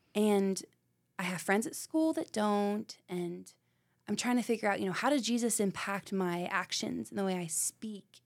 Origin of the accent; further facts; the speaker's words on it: Knoxville, Tennessee, United States; I am born and raised in Knoxville, Tennessee.